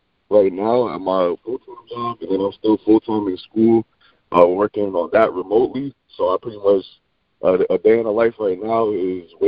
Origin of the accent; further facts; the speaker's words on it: Davenport, Florida, United States; also born or lived in Maine; I grew up in Orlando, Florida, or the Orlando, Florida area. Specifically, I'm from Davenport, Florida, which is a suburb